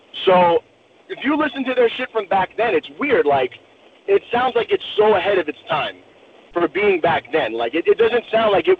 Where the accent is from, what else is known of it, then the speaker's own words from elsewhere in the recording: New York, United States; I grew up in New York